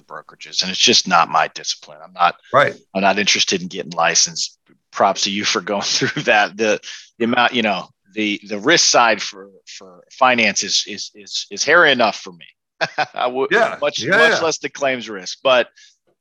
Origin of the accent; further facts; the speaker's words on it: Kansas City, United States; based in my hometown in Kansas City